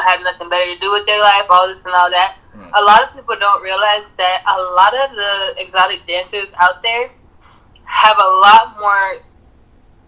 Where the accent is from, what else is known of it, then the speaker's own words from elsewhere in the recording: Jamaica; also born or lived in Florida, United States; now in Colorado Springs, United States; I grew up in the islands. I grew up on Jamaica